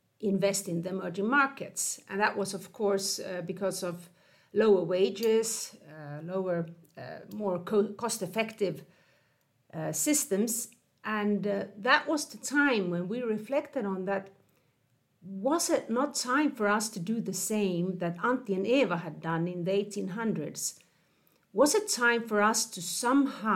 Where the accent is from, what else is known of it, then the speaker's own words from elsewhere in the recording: Finland; moved away as an adult; I grew up in Finland, but I have lived in 10 different countries on four continents over a 10-20-year period